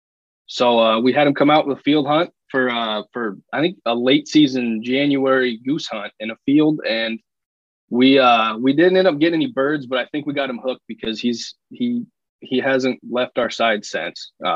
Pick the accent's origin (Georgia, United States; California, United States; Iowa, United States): Iowa, United States; Missouri Valley; born and raised in Southwest Iowa. The Missouri Valley, Iowa is where I'm from